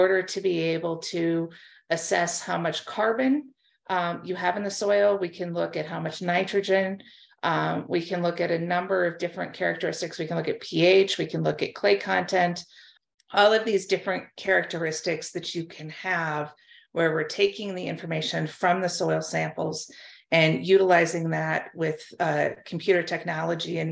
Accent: United States; moved away as an adult; also born or lived in North Dakota / Pennsylvania / Arizona; now in Canada; I am originally from the United States. My dad farms in southwestern Minnesota

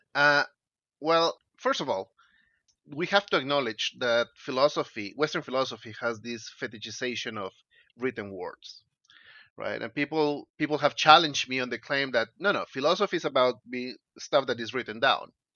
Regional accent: Peru; I'm Peruvian. I grew up in Peru.

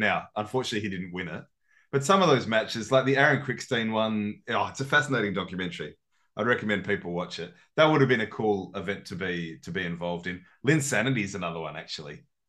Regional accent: Australia; as an Aussie

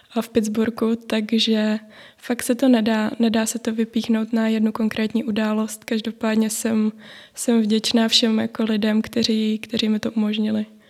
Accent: Moravia, Czechia; u nás na Moravě

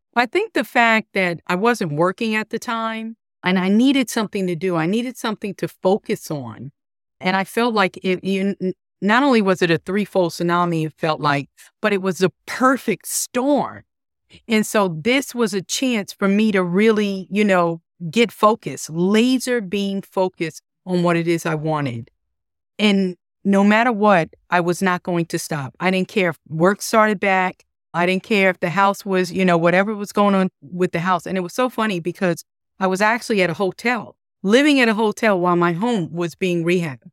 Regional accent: New York, United States; moved away as an adult; also born or lived in Florida; now in Charlotte, United States; Originally, I'm from New York, and I moved to Charlotte about thirteen years ago.

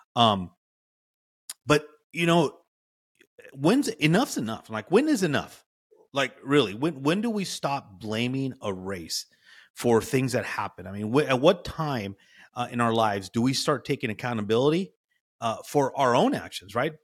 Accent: California, United States; I was born and raised in California

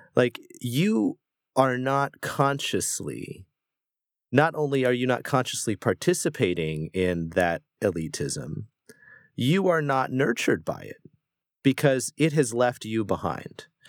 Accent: United States; I am an American, we live in America

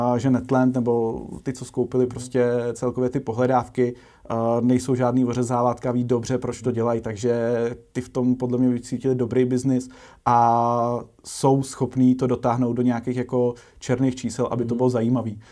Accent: Czechia; aby jsme jako Češi

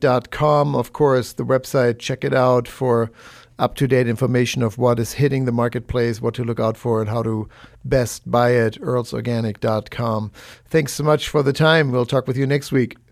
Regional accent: Germany; moved away; the foods that I'm used to from Germany

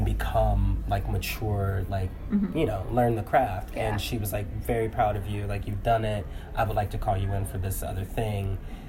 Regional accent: Chicago, Illinois, United States; I have an uncle here. I'm from Chicago.

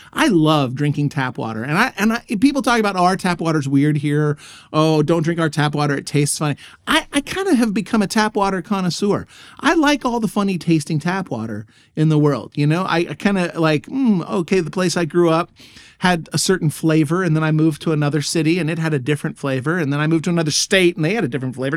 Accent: Texas, United States; moved away as an adult; now in Germany; this Texas boy.

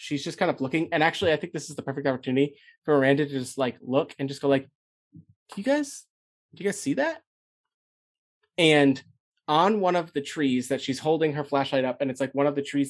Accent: Cleveland, Ohio, United States; I'm from Cleveland.

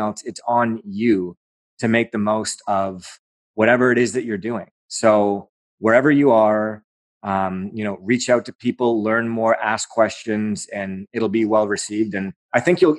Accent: Aurora, Ontario, Canada; that's my hometown

